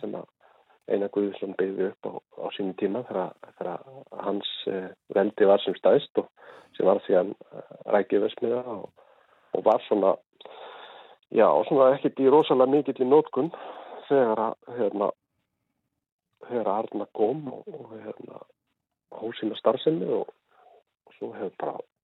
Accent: Ísafjörður, Westfjords, Iceland; now in Bolungarvík, Iceland; þegar ég var allast upp á Ísafjörði

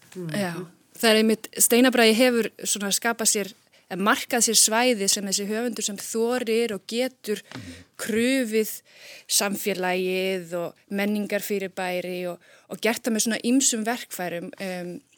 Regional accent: Iceland; við erum náttúrulega Íslendingar

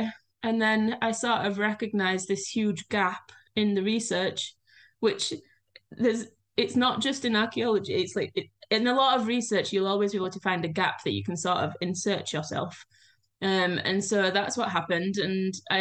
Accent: Yorkshire and the Humber, United Kingdom; moved away as an adult; now in Ísafjörður, Iceland; I'm from Yorkshire, we have hills

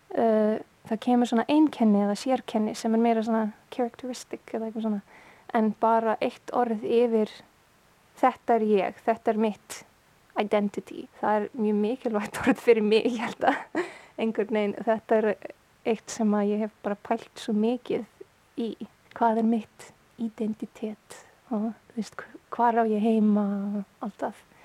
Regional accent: Canada; Icelandic is a second language; now in Iceland; sarmneska var fyrsta mál, máli mitt og en ég ólst upp í Kanada

